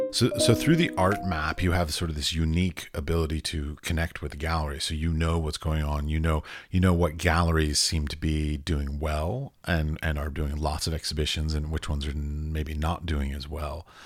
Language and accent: English; Washington, District of Columbia, United States; I grew up in Washington, D C